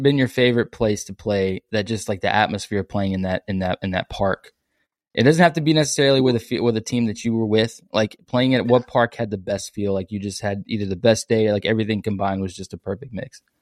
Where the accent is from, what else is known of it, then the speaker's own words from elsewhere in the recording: San Antonio, Texas, United States; also born or lived in Lufkin, Texas; I'm from San Antonio